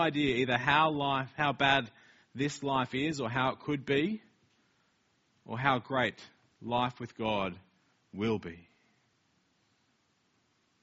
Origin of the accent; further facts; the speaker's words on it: Australia; now in Wellington, New Zealand; we're Australian